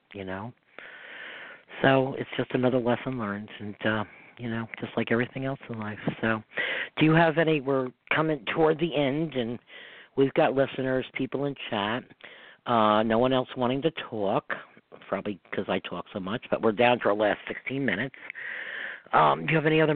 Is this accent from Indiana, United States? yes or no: no; Hudson River, New York, United States; also born or lived in Westchester, New York; I grew up on the Hudson River